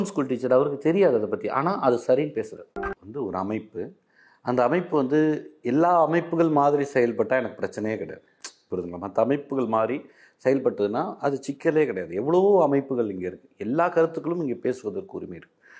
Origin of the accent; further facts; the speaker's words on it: Uthukottai, Tamil Nadu, India; born there; திருவள்ளூர் மாவட்டம் நான் பிறந்த ஊர் திருவள்ளூர் மாவட்டம் ஊத்துக்கோட்டை